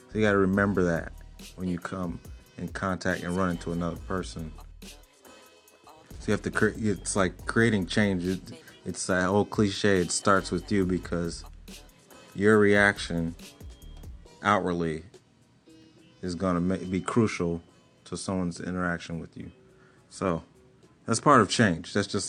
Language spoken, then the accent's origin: English; Fort Campbell, Kentucky, United States; born there; now in Portland, United States; age 38. I was born in Fort Campbell, Kentucky. I live in Portland, Oregon now.